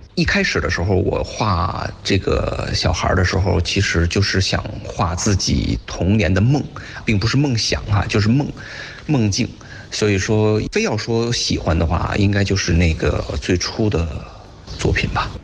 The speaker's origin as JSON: {"language": "Chinese", "region": "Beijing", "country": "China", "tie": "born or raised there", "said": "好像感觉到北京人是这种四十五度仰天的这种动作"}